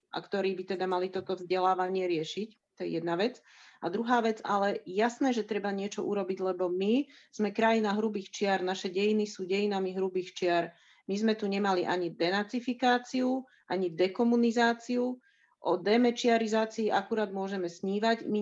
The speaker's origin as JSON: {"language": "Slovak", "country": "Slovakia", "tie": "born or raised there", "said": "Narodila som sa v socialistickom, v komunistickom Československu"}